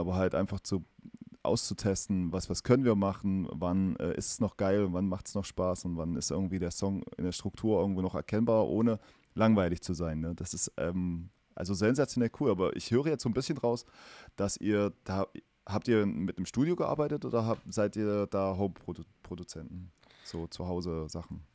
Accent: East Germany, Germany; accent: East German; now in Erfurt, Germany; meinen äh, ostdeutschen Dialekt

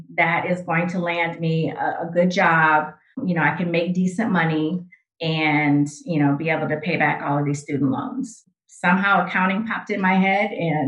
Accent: Grand Rapids, Michigan, United States; moved away as an adult; also born or lived in Detroit, Michigan; I am originally from Grand Rapids, Michigan. So that's where I grew up

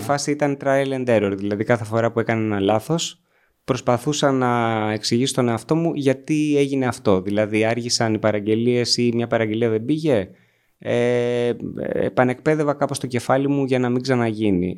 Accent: Agrinio, Western Greece, Greece; also born or lived in Corfu; κατάγομαι από το Αγρίνιο, γεννήθηκα στην Κέρκυρα

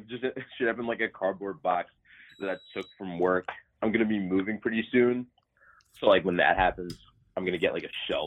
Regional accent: Delaware, United States; born or raised there; also born or lived in Colorado Springs, Colorado

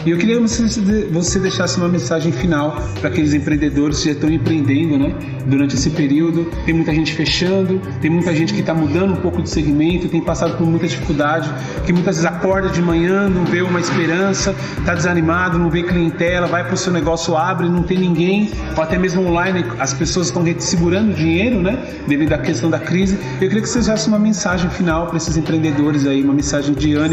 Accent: São Paulo, Brazil; paulistano, no caso eu sou aqui de São Paulo mesmo, né?

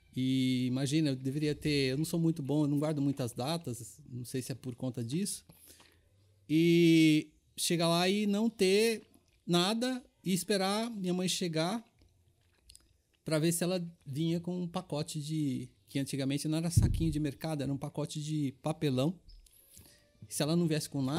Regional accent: São Paulo, Brazil; Eu sou paulistano, meus pais são baianos

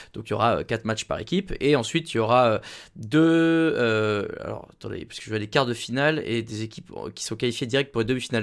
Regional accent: France; on est français

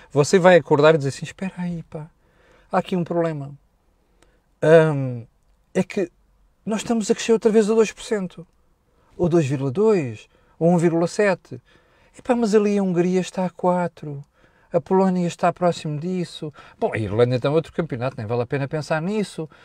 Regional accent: Portugal; E eu, como português, a única coisa que gostava é que nós, em Portugal, como indivíduos, pudéssemos beneficiar deste crescimento do rendimento.

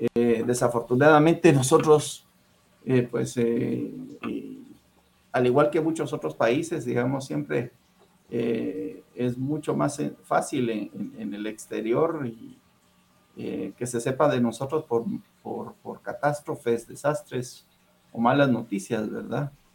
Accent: Guatemala City, Guatemala Department, Guatemala; moved away as an adult; also born or lived in Huehuetenango, Guatemala; now in Los Angeles, United States; yo soy originario de Huehuetenango, el departamento de Huehuetenango, Guatemala, ahí nací

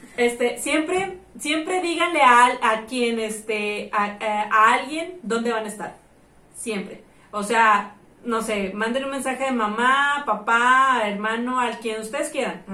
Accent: Tampico, Tamaulipas, Mexico; moved away as an adult; yo no era de aquí, era foránea, güey. Yo vine de Tampico a los veintitantos años vivir sola

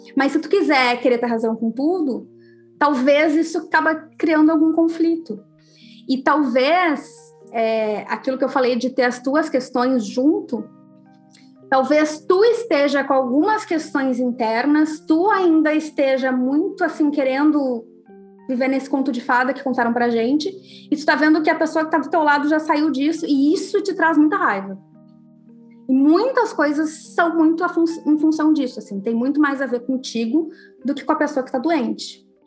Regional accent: Rio Grande do Sul, Brazil; eu sou gaúcha

